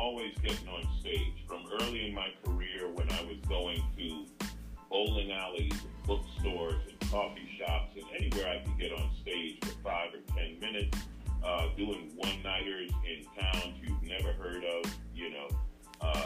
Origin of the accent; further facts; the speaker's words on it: New York City, New York, United States; moved away as an adult; now in Los Angeles, United States; Growing up in New York City, I grew up in Queens.